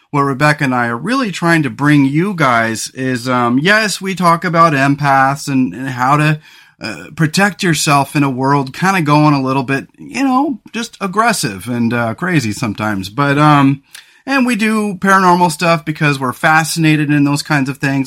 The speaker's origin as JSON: {"language": "English", "area": "San Luis Obispo County", "region": "Central Coast of California", "country": "United States", "tie": "born or raised there", "said": "the central coast of California where we grew up in the San Luis Obispo County area"}